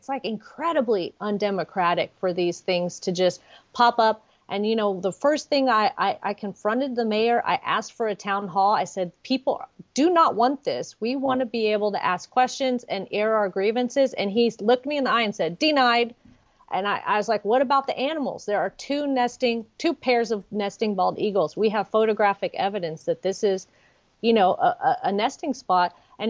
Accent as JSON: {"language": "English", "region": "Texas", "country": "United States", "said": "Like, we're from Dallas and Houston, but we came out here because we wanted a peaceful country life."}